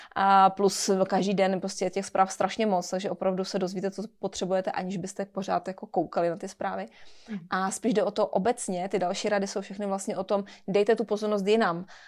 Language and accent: Czech; Czechia